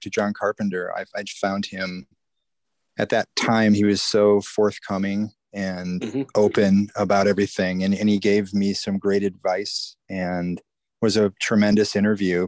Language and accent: English; Iowa, United States; I didn't grow up in LA. I grew up in Iowa